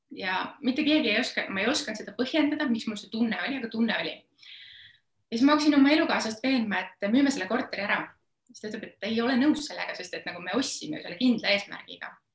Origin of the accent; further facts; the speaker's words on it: Estonia; üles kasvanud ma olen üsna tavalises Eesti peres